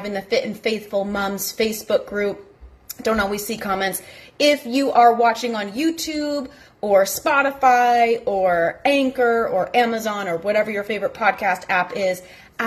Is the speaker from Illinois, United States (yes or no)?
no; Massachusetts, United States; moved away; also born or lived in the South; I'm originally from the North, born and raised in Massachusetts.